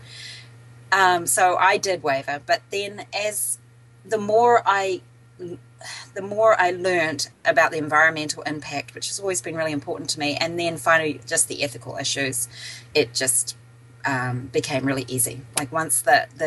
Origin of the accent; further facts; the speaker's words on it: New Zealand; moved away as an adult; also born or lived in British Columbia / Boston / Southern California; now in Dunedin, New Zealand; I'm from New Zealand originally